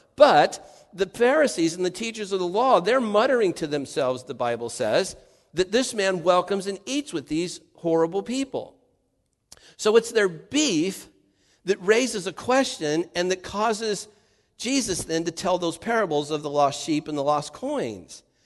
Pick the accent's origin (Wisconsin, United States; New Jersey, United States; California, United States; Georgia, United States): California, United States; Santa Ana; I grew up in Santa Ana, just seven, eight, I don't know, nine miles from the ocean or something